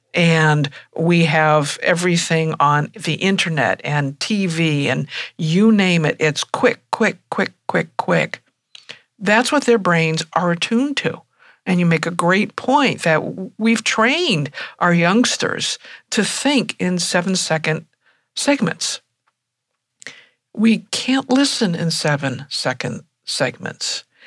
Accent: United States; being an American

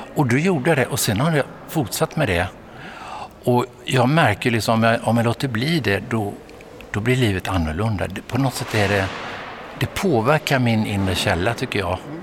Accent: Vetlanda, Jönköping County, Sweden; Jag växte upp i Småland, i Frikyrkosmåland i Vetlanda

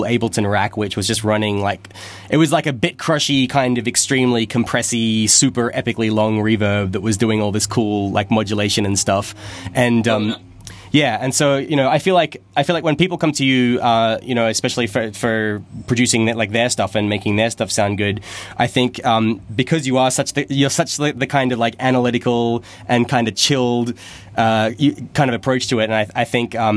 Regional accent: Canberra, Australian Capital Territory, Australia; the university in Canberra, my hometown.

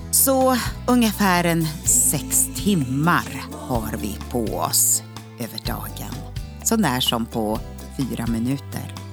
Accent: Norrland, Sweden; now in Uppsala, Sweden; Ja, det hörs nog inte riktigt. Jag är ju norrlänning, egentligen.

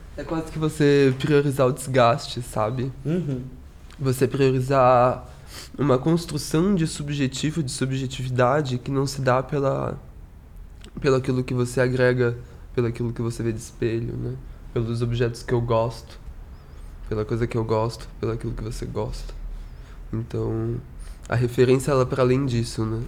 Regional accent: São Gonçalo, Rio de Janeiro, Brazil; eu sou de São Gonçalo, que é no Rio de Janeiro, no estado do Rio de Janeiro, mas a gente é Papa Goiaba, a gente não é carioca

